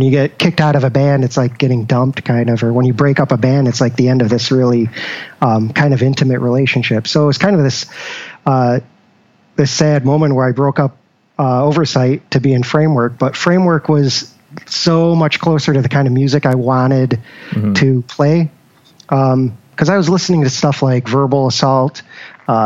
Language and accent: English; Syracuse, New York, United States; moved away as an adult; now in Rochester, United States; born and raised in Syracuse